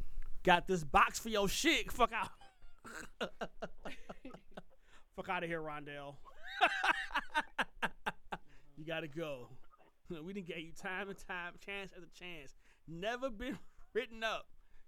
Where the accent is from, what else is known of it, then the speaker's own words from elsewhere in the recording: Puerto Rico; dude, I'm from Puerto Rico, not right, Mexico. Hey, right. Like, damn it, I'm a citizen.